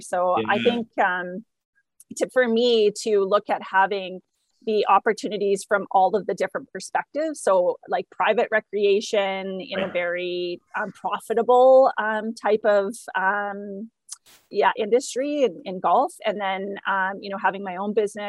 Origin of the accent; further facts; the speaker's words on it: Langley, British Columbia, Canada; I grew up in Langley. Okay. So just in the lower mainland.